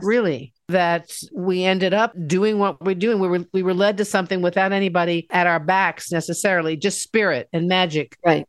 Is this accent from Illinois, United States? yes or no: no; Washington, District of Columbia, United States; moved away as an adult; also born or lived in Seattle; my hometown in Washington, D.C.